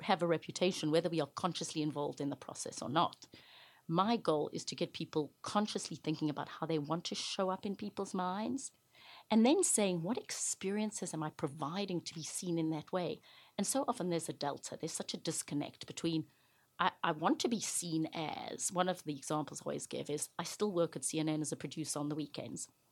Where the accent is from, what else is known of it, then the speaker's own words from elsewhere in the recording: Johannesburg, Gauteng, South Africa; moved away as an adult; now in United States; I grew up in South Africa during the height of apartheid or segregation.